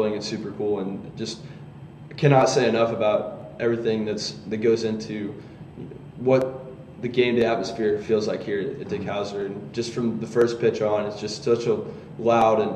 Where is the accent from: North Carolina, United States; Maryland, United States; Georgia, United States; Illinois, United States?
Georgia, United States; I'm from Georgia, so I grew up, you know, going to Tech games